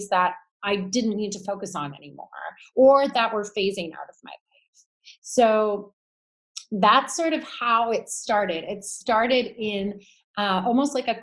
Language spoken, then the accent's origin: English; Toronto, Ontario, Canada; shops that were in Toronto, in my hometown